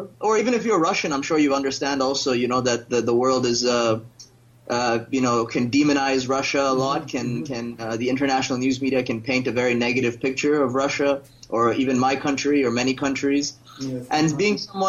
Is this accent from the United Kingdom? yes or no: no; Philippines; also born or lived in India / Thailand / Singapore / United States; I was born in India. I grew up in the Philippines, Thailand, Singapore, and the U.S. I've also lived in Europe, Africa, the Caribbean.